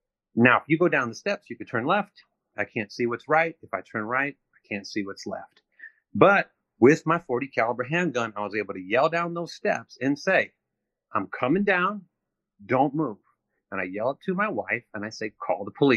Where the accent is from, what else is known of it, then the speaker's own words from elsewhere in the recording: St. Louis, Missouri, United States; I come from St. Louis, which is the murder capital of the United States.